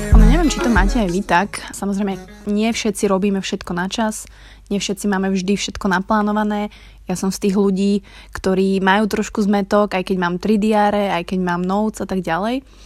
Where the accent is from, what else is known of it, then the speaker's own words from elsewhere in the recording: Krasňany, Žilina Region, Slovakia; ako sa hovorí u nás v Krasňanoch